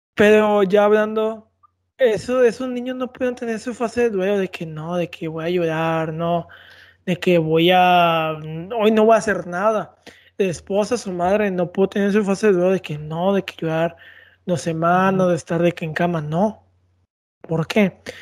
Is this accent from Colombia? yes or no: no; Mexico; somos mexicanos